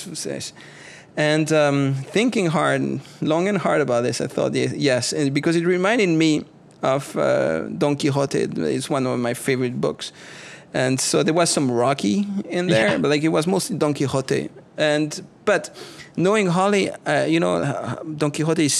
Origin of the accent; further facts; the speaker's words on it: French part of Switzerland, Romandy, Switzerland; moved away; I'm from the French part of Switzerland